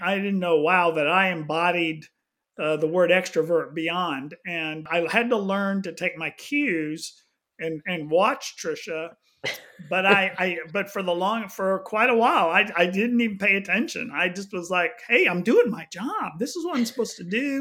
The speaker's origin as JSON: {"language": "English", "town": "Houston", "region": "Texas", "country": "United States", "tie": "born or raised there", "also_born_or_lived": "Austin, Texas / overseas", "moved": "as an adult", "lives_now": "The Woodlands, United States", "said": "I grew up in Houston"}